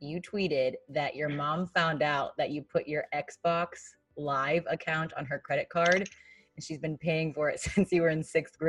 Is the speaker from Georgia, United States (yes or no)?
no; Chicago, Illinois, United States; as a Chicagoan you get asked is, what's your favorite deep dish pizza?